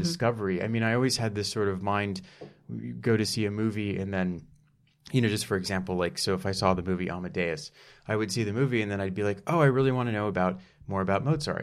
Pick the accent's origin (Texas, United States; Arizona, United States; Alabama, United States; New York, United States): Texas, United States; Dallas; I'm from Dallas, Texas